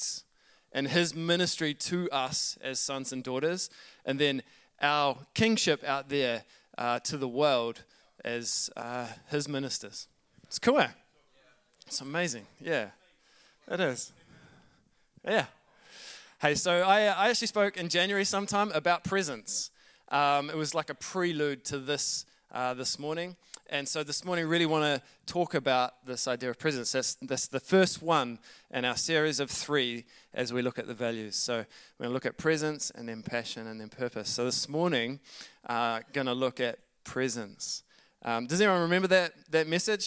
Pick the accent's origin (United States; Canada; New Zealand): New Zealand; accent: Kiwi; my Kiwi accent